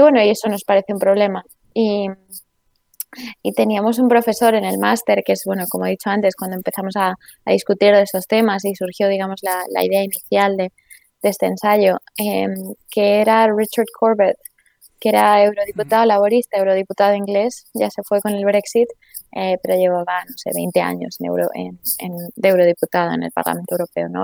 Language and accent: Spanish; Spain; moved away as an adult; also born or lived in England; now in Brussels, Belgium; los españoles hablemos de una manera